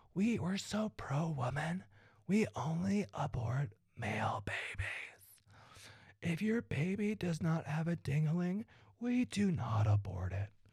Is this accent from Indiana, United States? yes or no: yes; Evansville, Indiana, United States; also born or lived in Iowa City, Iowa; we grew up in Evansville, Indiana, and Iowa City, Iowa